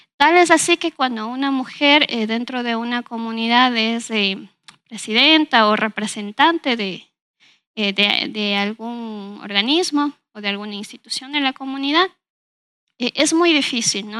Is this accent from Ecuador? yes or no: yes; Ambato, Tungurahua, Ecuador; yo nací aquí en la ciudad de Ambato, viví prácticamente toda mi infancia aquí